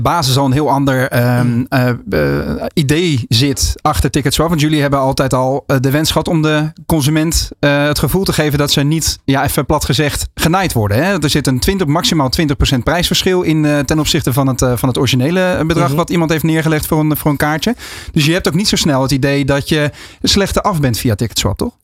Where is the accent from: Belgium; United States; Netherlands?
Netherlands; dat is de plek waar ik ben opgegroeid